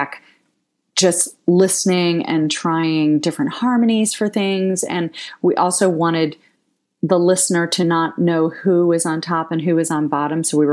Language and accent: English; Ohio, United States; I'm from Ohio